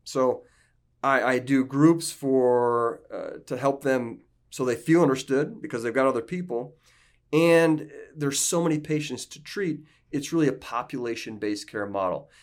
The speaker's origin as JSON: {"language": "English", "region": "northeast Iowa", "country": "United States", "said": "I'm from Iowa. I'm from a little small farming community in northeast Iowa"}